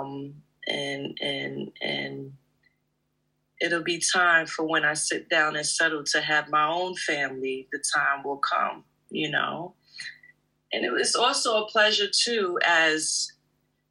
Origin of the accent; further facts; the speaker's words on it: United States; I'm from the States